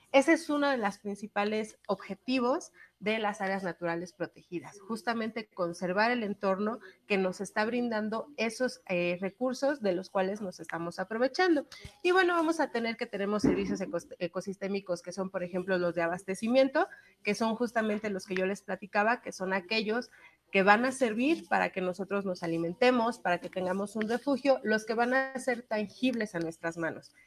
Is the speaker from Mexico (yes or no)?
yes; Mexico; aquí en México